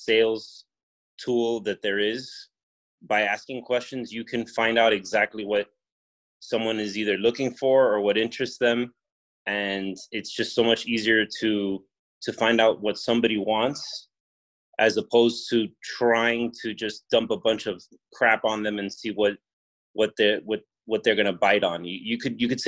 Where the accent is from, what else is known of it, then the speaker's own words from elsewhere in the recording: Miami, Florida, United States; I'm from Miami, Florida